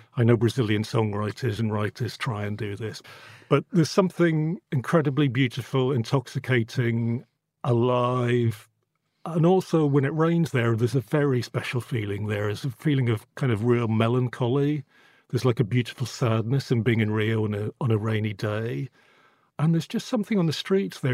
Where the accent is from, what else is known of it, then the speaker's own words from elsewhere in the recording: Northern Ireland, United Kingdom; now in London, United Kingdom; I grew up in Northern Ireland in the eighties